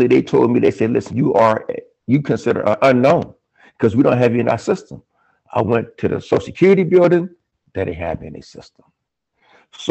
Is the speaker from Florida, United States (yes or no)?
no; Richmond, California, United States; born and raised in Richmond, California